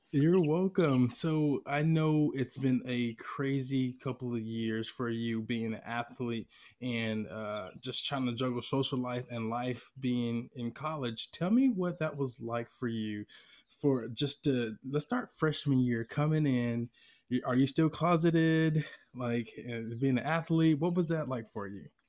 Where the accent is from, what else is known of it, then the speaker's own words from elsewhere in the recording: Atlanta, Georgia, United States; moved away as an adult; now in California, United States; when I was living in my hometown of Atlanta